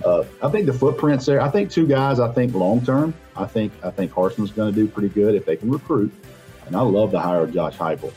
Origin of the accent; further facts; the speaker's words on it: Rome, Georgia, United States; I'm from Rome